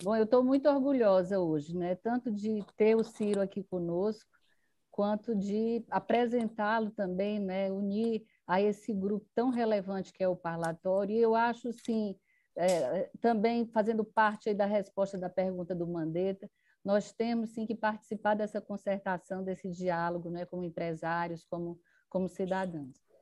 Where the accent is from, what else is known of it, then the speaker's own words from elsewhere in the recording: Ceará, Brazil; como cearense